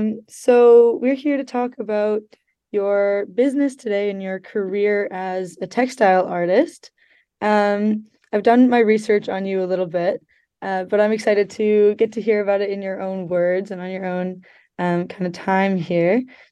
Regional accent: Calgary, Alberta, Canada; I moved here from Calgary, which is Treaty 7 territory, and I am, you know, a white Canadian citizen.

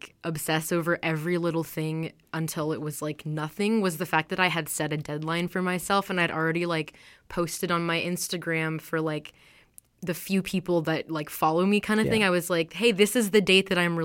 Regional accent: California, United States; moved away as an adult; now in Vancouver, Canada; I grew up in California. Now I live here in Vancouver

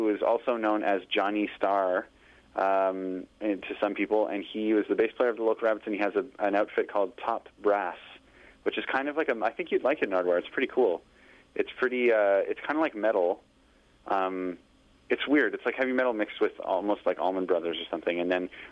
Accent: Kirkland, Quebec, Canada; moved away; also born or lived in Pointe Claire, Quebec / Montreal; I grew up in Kirkland, which is a stone's throw, a different municipality suburb of Montreal, just right next to Pointe Claire

